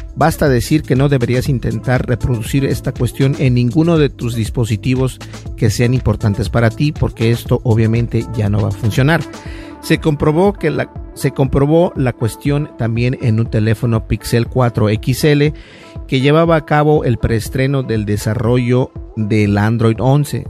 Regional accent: Minnesota, United States; yo soy de Minnesota

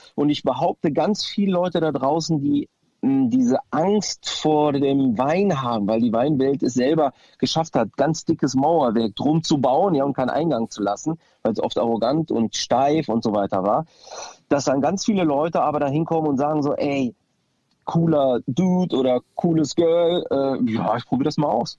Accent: Düsseldorf, North Rhine-Westphalia, Germany; meine Wurzeln sind aus Griechenland, aber ich bin halt äh, in Düsseldorf geboren und fühle mich auch hier zu Hause

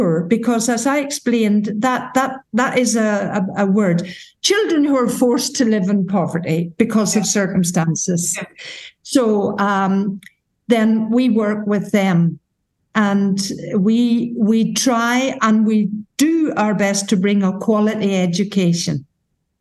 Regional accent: Ireland; moved away as an adult; also born or lived in Gibraltar; I came from Ireland, a little parish in Ireland.

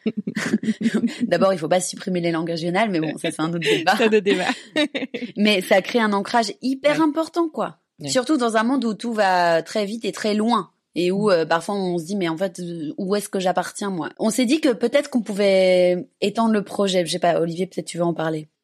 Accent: Belgium; moved away; je suis belge

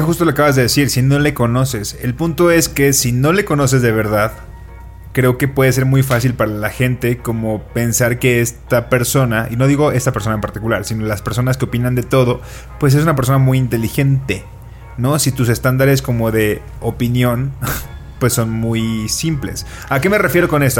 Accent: Colima, Mexico; now in Mexico City, Mexico

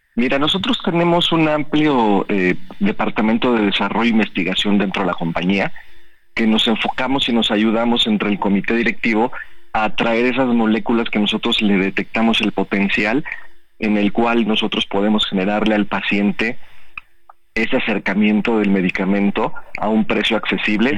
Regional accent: Mexico; nosotros eh, como cultura mexicana

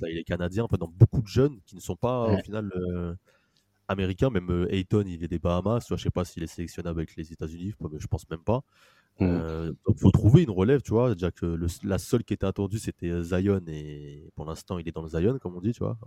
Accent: France; on est français

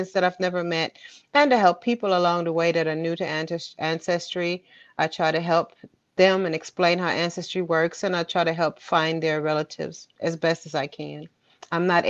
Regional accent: Germany; moved away as an adult; now in United States; I was born and raised in Germany

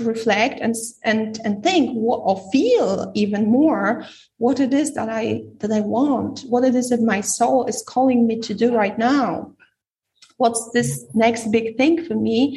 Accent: Poland; moved away; I'm from Poland

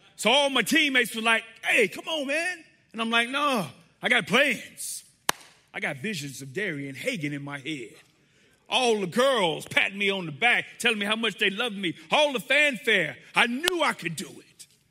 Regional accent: Riviera Beach, Florida, United States; now in North Carolina, United States; I grew up in South Florida, Riviera Beach, Florida, suburb of West Palm Beach. That is my home

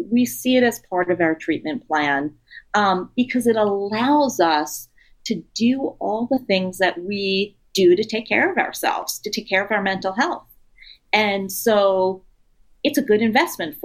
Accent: New York City, New York, United States; moved away as an adult; since I grew up in New York City and I lived there until a few years ago

